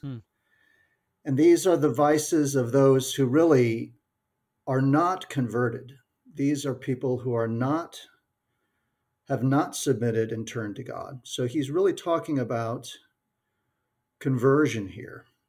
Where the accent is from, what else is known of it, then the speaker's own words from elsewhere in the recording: the American West, United States; That's a term I grew up with in the American West